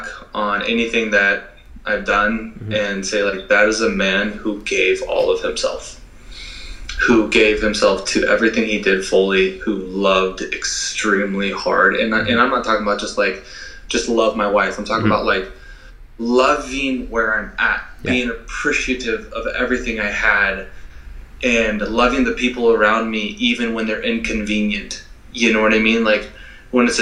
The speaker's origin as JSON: {"language": "English", "town": "Burlington", "region": "Washington", "country": "United States", "tie": "born or raised there", "said": "I was born and raised in Skagit Valley, Burlington"}